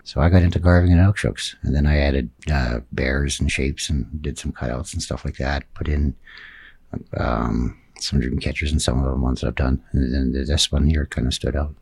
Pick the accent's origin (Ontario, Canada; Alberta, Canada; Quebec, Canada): Alberta, Canada; Grimshaw; also born or lived in Tuktoyaktuk, Northwest Territories; Grimshaw, Alberta, with my adopted family